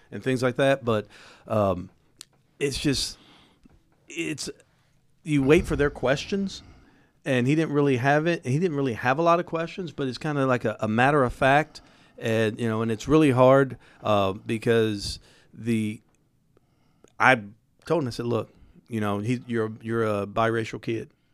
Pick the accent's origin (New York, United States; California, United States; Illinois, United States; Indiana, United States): Indiana, United States; Indianapolis; I grew up on the east side, but I went to school on the south side, court order